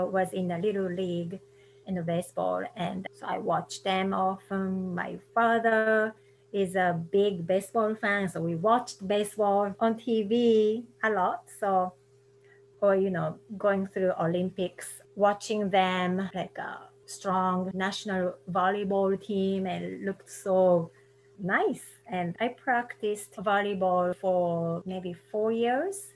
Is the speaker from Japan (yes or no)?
yes; Kobe, Hyogo, Japan; English is a second language; moved away as an adult; also born or lived in San Francisco Bay Area, United States; now in Murfreesboro, United States; I'm originally from Kobe, Japan. I currently live in Murfreesboro, Tennessee.